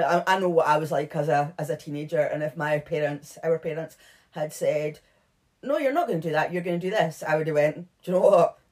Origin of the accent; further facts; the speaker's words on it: Edinburgh, Scotland, United Kingdom; we're from Edinburgh.